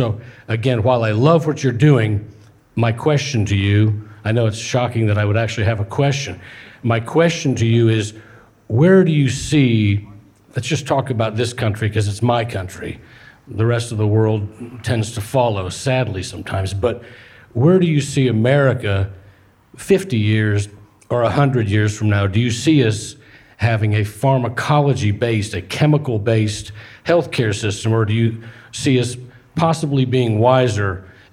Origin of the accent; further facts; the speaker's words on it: Indianapolis, Indiana, United States; I'm from Indianapolis. Eli Lilly is in Indianapolis, so I grew up with everybody talking about how